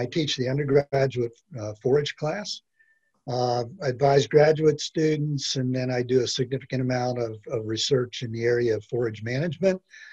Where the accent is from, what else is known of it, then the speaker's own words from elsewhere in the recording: South Central Pennsylvania, United States; now in Gainesville, United States; I grew up in a dairy farm in South Central PA, relatively close to the Civil War battle town of Gettysburg